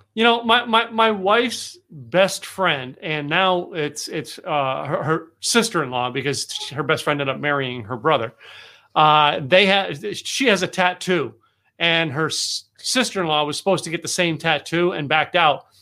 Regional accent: the Poconos, Pennsylvania, United States; now in Texas, United States; I grew up in the Poconos.

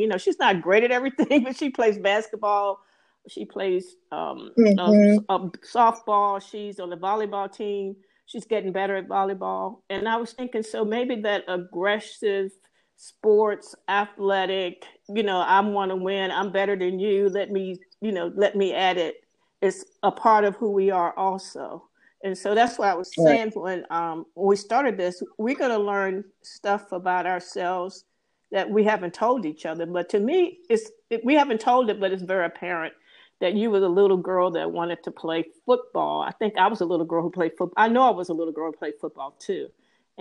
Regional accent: Danville, Virginia, United States; also born or lived in DC, Maryland, Virginia area; now in DC area, United States; a little girl growing up in Danville

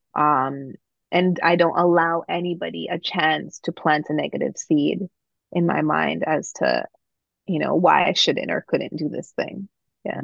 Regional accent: Toronto, Ontario, Canada; my experience growing up in Toronto

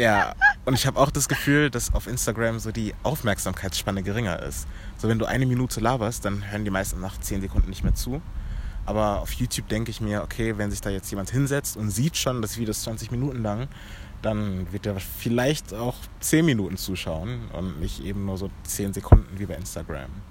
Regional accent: Germany; Ich bin in Deutschland geboren

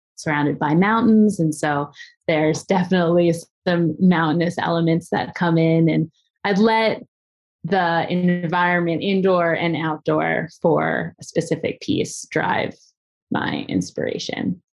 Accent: Philadelphia, Pennsylvania, United States; I grew up in the, the suburbs of Philadelphia

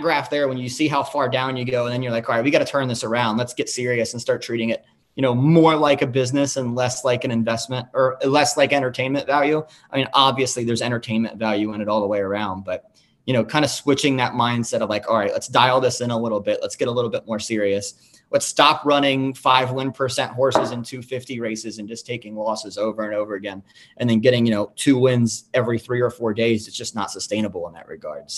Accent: Kentucky, United States; I grew up in Kentucky, you know, Cincinnati, right across the river. We've got a horse park that was 10 minutes from where I grew up

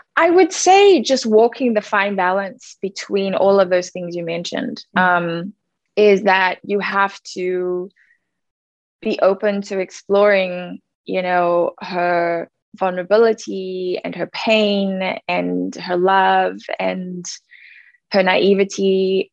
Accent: Cape Town, Western Cape, South Africa; born or raised there; now in United States

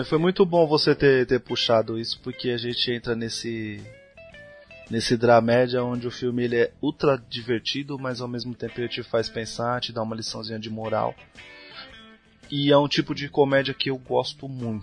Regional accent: Brazil; pra nossa como brasileiro

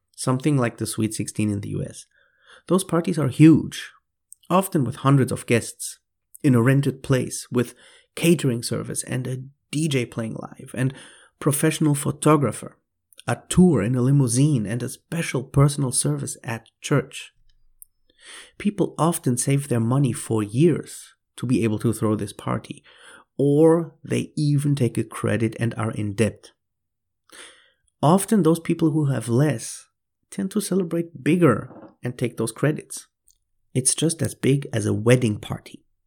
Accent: Germany; moved away as an adult; now in Mexico; I'm originally from Germany, but I have been living in Mexico for fourteen years now

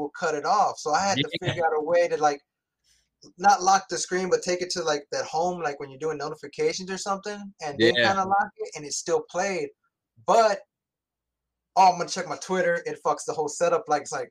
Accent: San Antonio area, Texas, United States; I'm from San Antonio area.

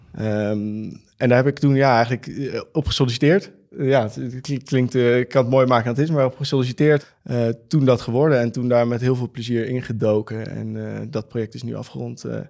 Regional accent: Amsterdam, North Holland, Netherlands; Ik kom uit Amsterdam en we zitten nu in Rotterdam

